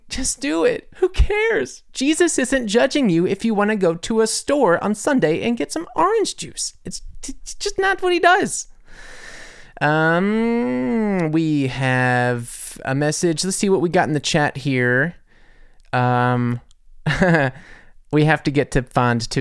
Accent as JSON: {"language": "English", "country": "United States", "moved": "yes", "lives_now": "Munich, Germany", "said": "I'm American"}